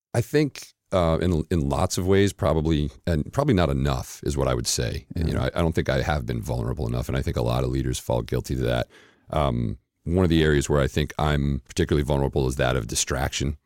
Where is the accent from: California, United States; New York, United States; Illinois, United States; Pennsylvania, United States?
New York, United States; New York City; moved away as an adult; now in Atlanta, United States; I'm originally from uh, Queens, New York, and uh, spent the first 31 years of life uh, in the New York area